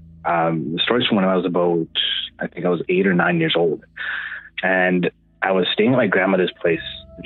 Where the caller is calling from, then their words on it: Manitoba, Canada; Well, it should sound familiar. … from Manitoba.